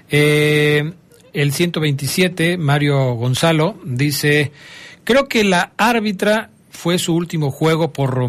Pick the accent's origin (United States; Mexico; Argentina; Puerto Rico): Argentina; Soy ah, argentino.